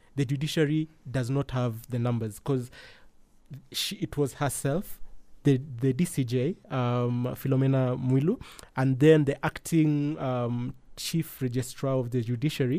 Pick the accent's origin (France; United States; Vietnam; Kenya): Kenya; as a Kenyan